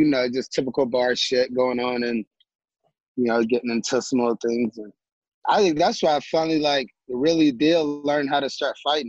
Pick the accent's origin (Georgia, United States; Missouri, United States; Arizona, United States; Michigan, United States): Missouri, United States; St. Louis; St. Louis. You know, grew up in Missouri. I grew up here.